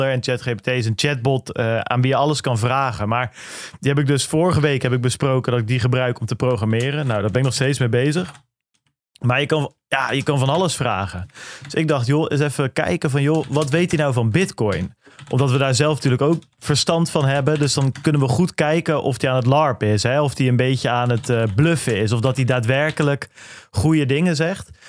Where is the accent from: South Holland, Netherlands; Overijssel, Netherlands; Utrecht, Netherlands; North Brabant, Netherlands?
South Holland, Netherlands; Goeree-Overflakkee; ik kom van Goeree Overflakke, dat is wel bijbelbelt, maar ik ben niet religieus opgevoed